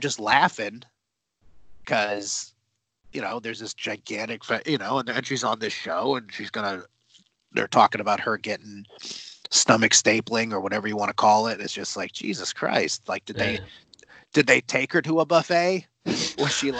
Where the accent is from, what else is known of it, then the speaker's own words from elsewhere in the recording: Houston, Texas, United States; I'm from Houston